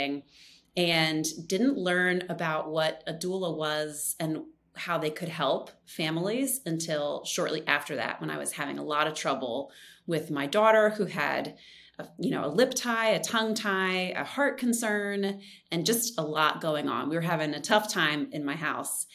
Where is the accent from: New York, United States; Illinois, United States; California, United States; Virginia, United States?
Virginia, United States; Richmond; moved away as an adult; we moved back right before the pandemic started to my hometown, Richmond, Virginia